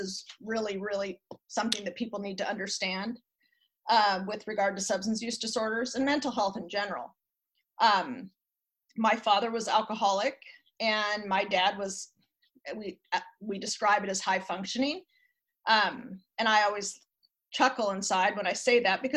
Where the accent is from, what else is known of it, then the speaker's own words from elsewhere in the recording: Lake Oswego, Oregon, United States; I was raised in Lake Oswego.